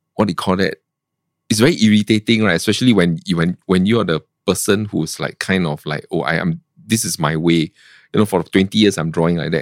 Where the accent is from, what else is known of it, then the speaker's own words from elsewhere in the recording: Singapore; I'm from Singapore